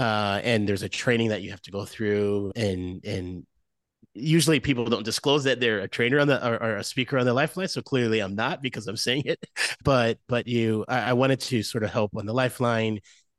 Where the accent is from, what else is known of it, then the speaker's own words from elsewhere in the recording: Moline, Illinois, United States; I grew up in Illinois, about 2 hours from Chicago, a place called Moline, Illinois, if anyone of your listeners is familiar with that area, Go Quad Cities.